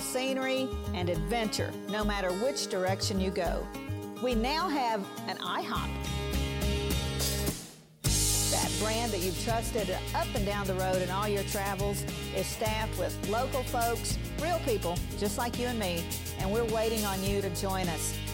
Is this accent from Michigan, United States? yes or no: no; Oakley, Kansas, United States; right here in my hometown of Oakley, Kansas.